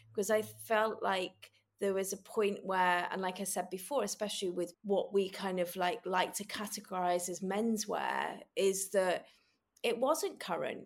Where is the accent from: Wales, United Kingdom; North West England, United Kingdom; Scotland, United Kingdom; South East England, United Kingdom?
North West England, United Kingdom; Manchester; I grew up in Manchester